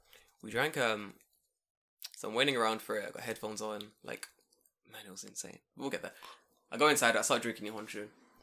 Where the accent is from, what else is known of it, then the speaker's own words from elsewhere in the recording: London, United Kingdom; The girl, like, found out I was from London.